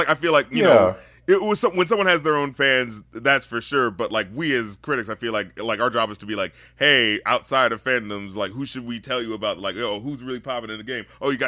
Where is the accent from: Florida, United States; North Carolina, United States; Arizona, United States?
North Carolina, United States; You know, I'm from North Carolina too.